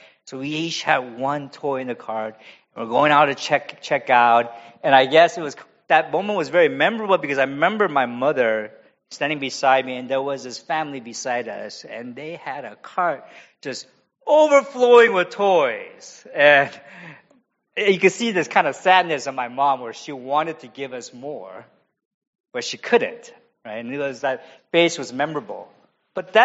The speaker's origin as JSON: {"language": "English", "town": "San Francisco", "region": "California", "country": "United States", "tie": "born or raised there", "also_born_or_lived": "Korea / Cambodia", "said": "I was born in Korea, and we immigrated to the U.S. because my father took a call to be a pastor of a church, a Korean church in San Francisco"}